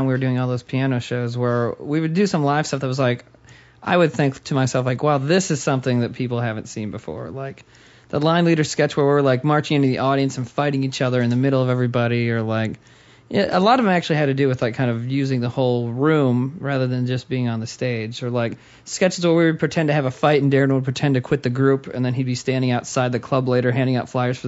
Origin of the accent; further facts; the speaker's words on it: South Dakota, United States; now in New York, United States; I'm from South Dakota